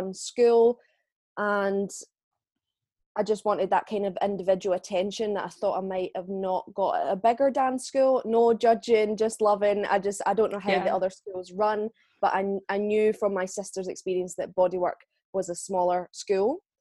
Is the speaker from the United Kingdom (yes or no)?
yes; Scotland, United Kingdom; I am from Bonnie, Scotland in the UK